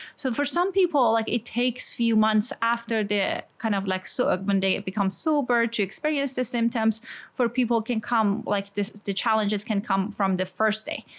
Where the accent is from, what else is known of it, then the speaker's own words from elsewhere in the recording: Iran; accent: Iranian; English is a second language; moved away; I grew up in a kind of, a, as people can guess from my accent, I'm Iranian in a conservative community